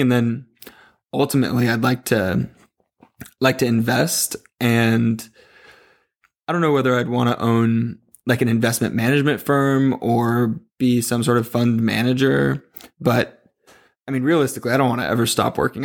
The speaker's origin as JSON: {"language": "English", "region": "Southern California", "country": "United States", "tie": "born or raised there", "also_born_or_lived": "Chico, California", "said": "I grew up in SoCal"}